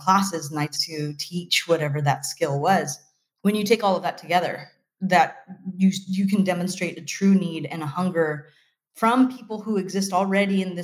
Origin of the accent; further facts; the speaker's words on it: Fresno, California, United States; I was freelancing for a bunch of companies inside of a very small incubator in my hometown